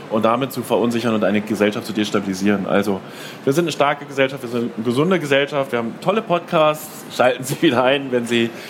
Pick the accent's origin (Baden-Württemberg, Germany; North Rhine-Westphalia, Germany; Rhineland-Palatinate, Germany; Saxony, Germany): Saxony, Germany; wobei das im ländlichen Raum, wir kommen aus Sachsen, heikel ist, sag ich mal.